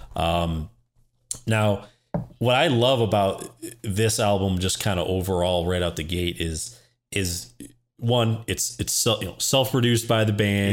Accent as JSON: {"language": "English", "region": "Midwest", "country": "United States", "tie": "born or raised there", "said": "for people like us growing up in the Midwest"}